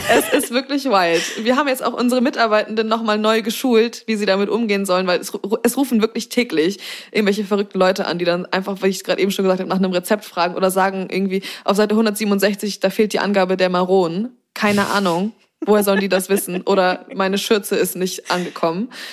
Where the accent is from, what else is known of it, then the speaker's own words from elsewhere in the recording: Zeven, Lower Saxony, Germany; now in Hamburg, Germany; bei uns in Zefen eine Eisdiele, eine einzige, und die gibt es aber schon seit anno dazu mal